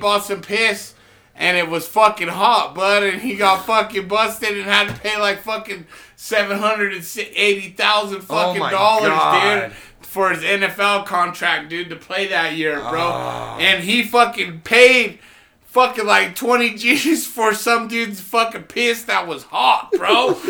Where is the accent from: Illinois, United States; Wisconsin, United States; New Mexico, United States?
New Mexico, United States; And I've seen tweakers. I'm from New Mexico.